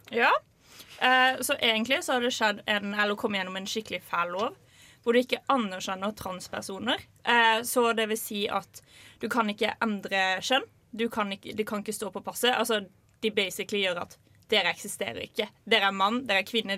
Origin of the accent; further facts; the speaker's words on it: Lillesand, Agder, Norway; min hjemby Lillesand